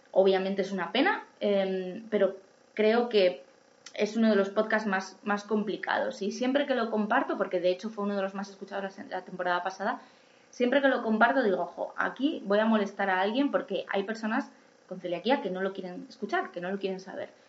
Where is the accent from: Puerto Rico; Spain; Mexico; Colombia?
Spain; Asturias; now in Madrid, Spain; A mí cuando yo me vine a Madrid de Asturias no me lo hacían eh, y lo pedí yo y mi médico entendió perfectamente que me lo tenía que hacer y desde entonces, y llevo aquí 20 años